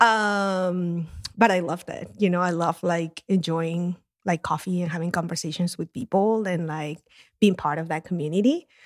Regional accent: Lima, Peru; moved away; my first job in coffee was in my hometown of Lima in Peru. That's where I grew up

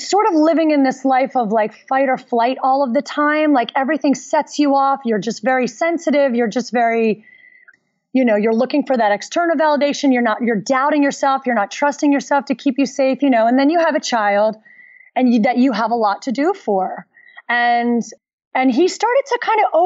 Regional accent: Philadelphia, Pennsylvania, United States; I grew up in Philadelphia

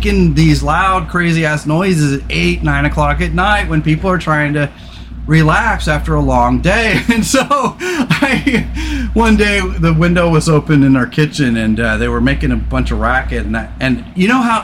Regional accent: California, United States; I grew up in California

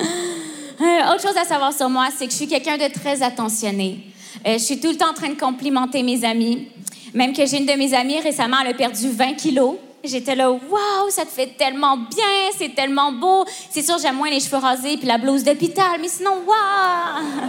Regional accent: Quebec, Canada; accent: Quebec; nous, les Québécois

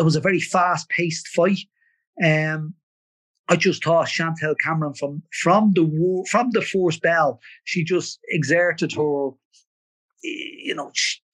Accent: Ireland; we're Irish

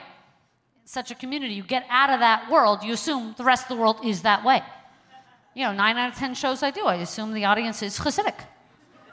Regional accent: New York City, New York, United States; moved away; also born or lived in Calgary, Canada; I'm originally from Crown Heights, Brooklyn, New York

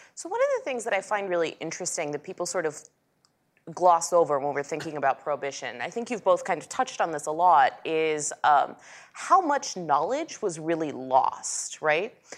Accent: Dallas, Texas, United States; I grew up in Dallas, Texas, um, the city of Dallas

